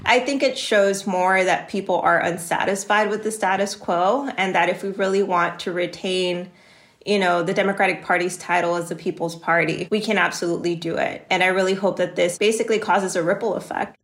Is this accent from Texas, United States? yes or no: yes; Laredo, Texas, United States; I was born and raised here in Laredo, Texas